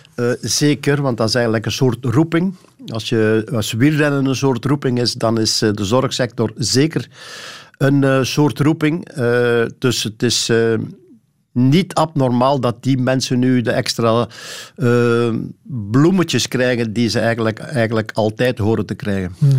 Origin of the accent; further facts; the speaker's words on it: Sint-Niklaas, Flanders, Belgium; also born or lived in Temse; eigenlijk was het Temse, maar ik woon al langer in Sint-Niklaas dan ik in Temse gewoond heb. Dus laten we maar zeggen, ik woon in de straat waar ik geboren ben.